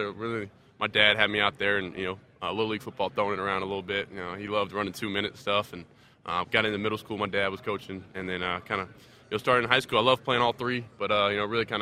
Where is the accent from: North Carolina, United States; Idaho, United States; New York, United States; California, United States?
North Carolina, United States; Charlotte; I'm from Charlotte, so I was the biggest Panthers fan.